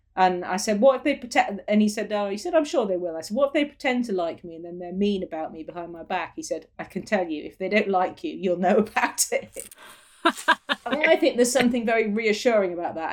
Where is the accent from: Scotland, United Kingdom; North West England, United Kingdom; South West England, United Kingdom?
South West England, United Kingdom; Falmouth; also born or lived in London / Cork; now in Cornwall, United Kingdom; where I was born in Falmouth at the coast